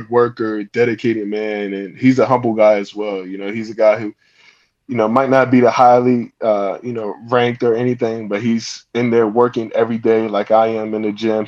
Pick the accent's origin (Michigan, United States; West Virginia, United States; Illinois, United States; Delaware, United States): Delaware, United States; I'm from Delaware, if you guys didn't know. So I live in the countryside.